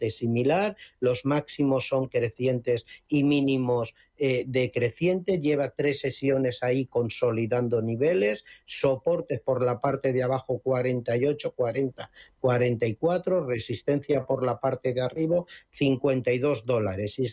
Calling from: Madrid, Community of Madrid, Spain; Buenos días … quería preguntar por Grifols.

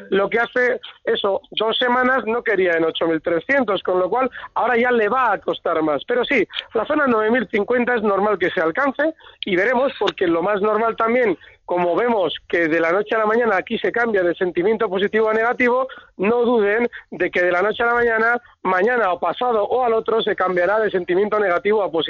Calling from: Madrid, Community of Madrid, Spain; de Madrid.

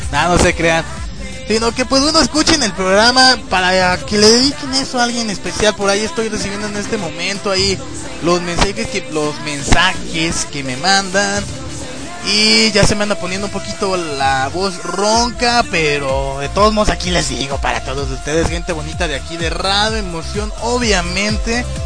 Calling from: León, Guanajuato, Mexico; digo, desde León, Guanajuato

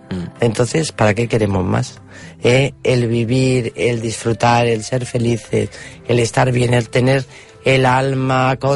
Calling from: Barcelona, Catalonia, Spain; de Barcelona.

